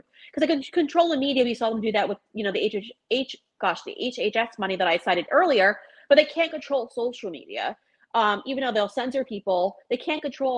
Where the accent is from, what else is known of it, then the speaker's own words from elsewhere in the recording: Long Island, New York, United States; moved away as an adult; also born or lived in South Florida; I come from Long Island